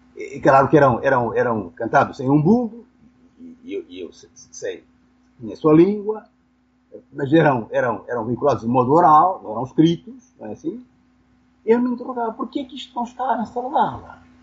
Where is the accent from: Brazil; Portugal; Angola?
Angola; Benguela; eu nasci em Benguela, uma pequena cidade do litoral